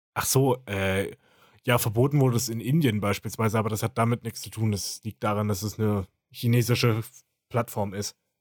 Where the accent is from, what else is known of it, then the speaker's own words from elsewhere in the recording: Germany; bei uns in Deutschland